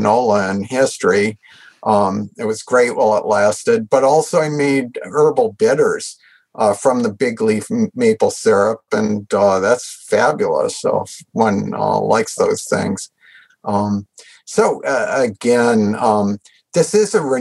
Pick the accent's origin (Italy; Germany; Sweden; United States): United States; New England; also born or lived in Washington State; now in Washington, United States; I grew up in New England